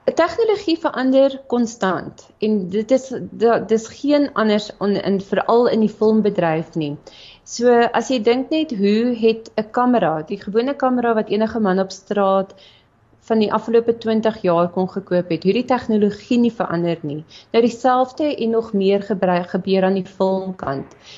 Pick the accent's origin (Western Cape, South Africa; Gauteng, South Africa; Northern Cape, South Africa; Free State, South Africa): Gauteng, South Africa; Meyerton; also born or lived in Bloemfontein; gebore in Bloemfontein, getoe gewees in Meyerton, so 'n klein dorpie